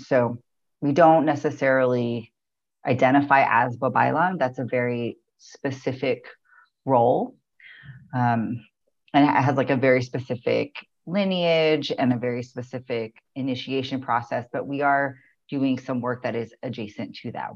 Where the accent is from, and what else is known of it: United States; born or raised there; also born or lived in Baltimore, Maryland